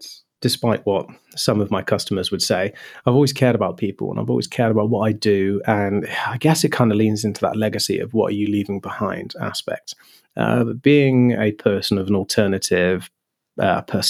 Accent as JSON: {"language": "English", "area": "Wiltshire", "region": "South West England", "country": "United Kingdom", "tie": "born or raised there", "said": "growing up in Wiltshire, where you had RAF Lynham, and RAF Fairford"}